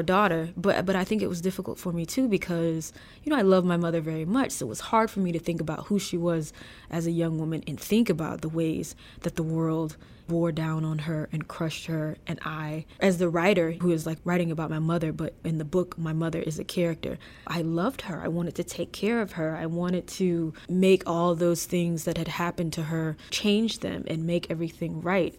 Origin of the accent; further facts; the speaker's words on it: DeLisle, Mississippi, United States; moved away as an adult; I live in my hometown now, I decided to move back.